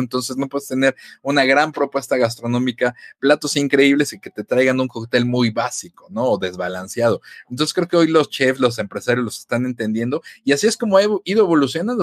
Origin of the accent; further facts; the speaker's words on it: Mexico; como buen mexicano